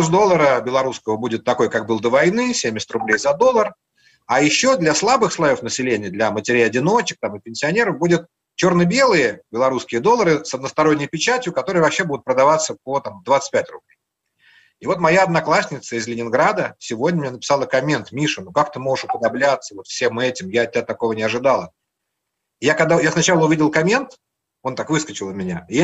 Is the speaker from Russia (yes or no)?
no; Latvia; Я говорил, что я из Латвии.